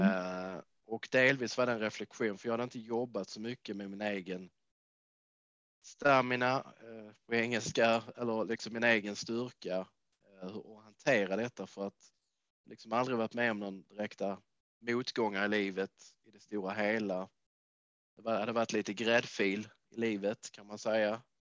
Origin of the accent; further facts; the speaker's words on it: Lund, Skåne, Sweden; moved away as an adult; also born or lived in Trelleborg / Bjärred / Canada / United States; now in Manchester, United Kingdom; Kommer mm. ifrån Skåne, så jag kommer från Trelleborg från början har växt upp i Lundatrakten